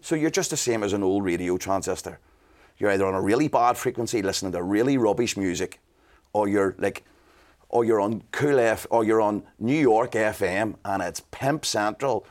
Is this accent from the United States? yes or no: no; Belfast, Northern Ireland, United Kingdom; growing up in Belfast